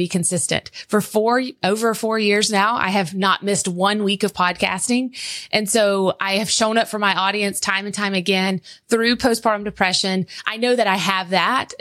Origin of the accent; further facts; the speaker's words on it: South Georgia, United States; accent: Southern; I'm this girl from South Georgia who had just had a baby